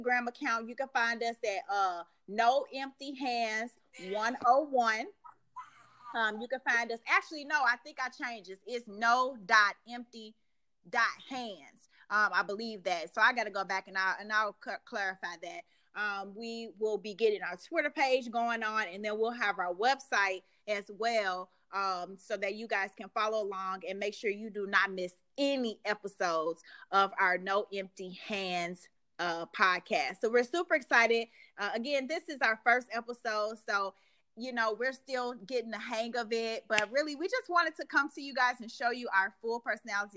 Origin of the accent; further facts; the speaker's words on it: Midwest, United States; moved away; I'm originally from the Midwest